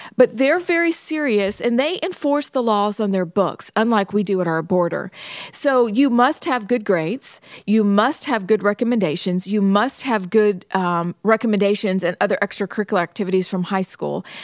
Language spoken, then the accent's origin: English; Pennsylvania, United States; I'm from Pennsylvania